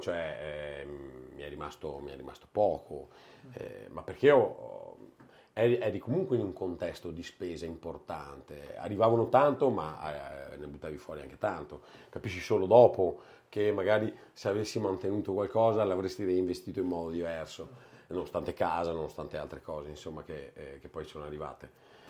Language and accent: Italian; Castelfranco Veneto, Veneto, Italy; io sono di Castelfranco, ma beh, Treviso